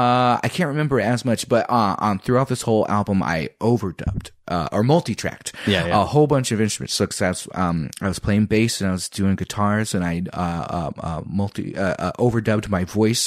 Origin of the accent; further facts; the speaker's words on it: Lisbon, Iowa, United States; Growing up in Iowa, I'm mixed race. I'm black and white.